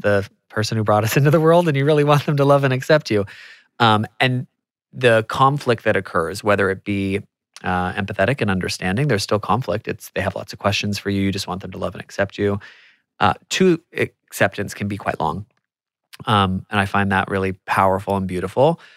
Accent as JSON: {"language": "English", "country": "United States", "said": "I'm American"}